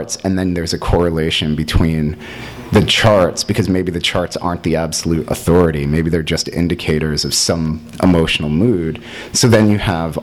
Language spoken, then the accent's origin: English; East Coast, United States; moved away as an adult; now in Los Angeles, United States; I was raised in on the East Coast as someone who is white